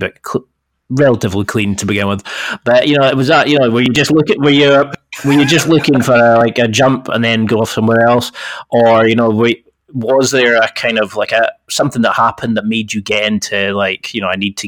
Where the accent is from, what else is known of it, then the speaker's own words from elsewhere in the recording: the Highlands, Scotland, United Kingdom; I am from the Highlands, Scotland